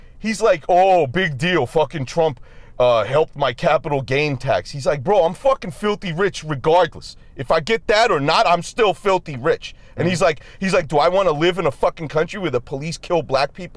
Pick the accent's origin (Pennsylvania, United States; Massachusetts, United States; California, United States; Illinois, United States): Massachusetts, United States; Boston; I'm from Boston.